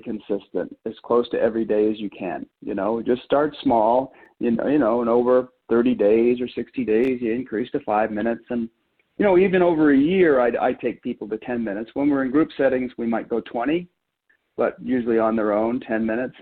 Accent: Maine, United States; moved away as an adult; also born or lived in Colorado; I grew up in Maine and went uh, moved to Colorado to attend Colorado State University in my early early 20s

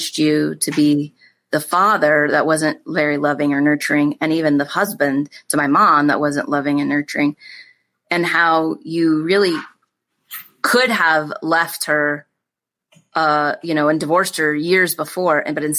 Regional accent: Iowa, United States; we grew up in Iowa on a farm

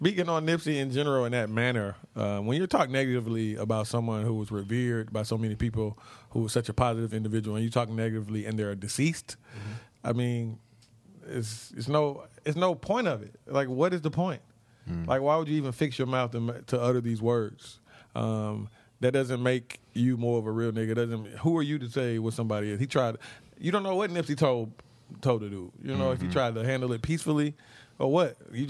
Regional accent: Moncks Corner, South Carolina, United States; growing up in Monk's Corner, South Carolina, I had so much anxiety.

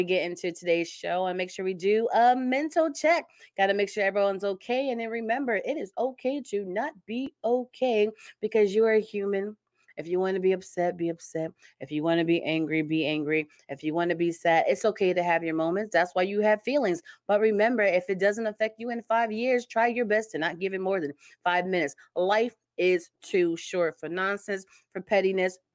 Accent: Connecticut, United States; moved away as an adult; also born or lived in Stamford, Connecticut / Bridgeport, Connecticut / Trumbull, Connecticut / Ansonia, Connecticut; now in Indiana, United States; I was born in Stamford, Connecticut. And I grew up pretty much different cities, Stamford, Bridgeport, Trumbull. And then from high school up into my late 20s, I was in Ansonia.

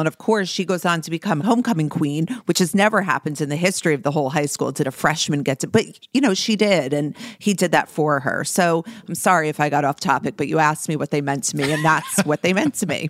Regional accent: New Jersey, United States; as a young girl growing up in New Jersey with brown hair

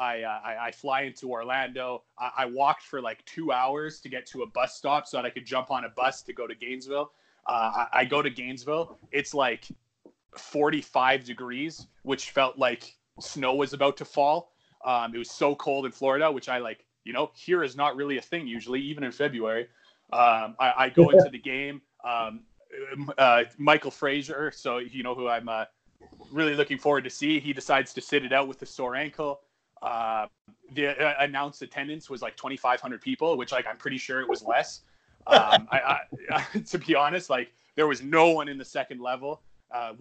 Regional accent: Edmonton, Alberta, Canada; my my hometown of Edmonton, Alberta, in Western Canada

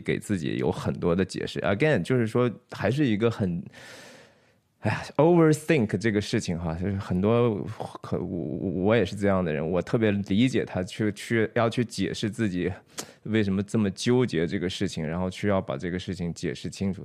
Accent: Shanxi, China; 我是山西人哈，山西人是其实非常爱家的， 其实非常不太喜欢出去的

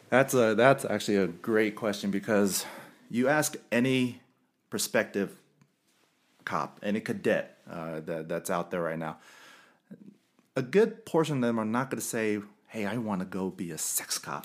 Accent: Carson, California, United States; moved away; also born or lived in West Valley City, Utah; I'm originally from Los Angeles, uh, Carson, California, and I love where I'm from.

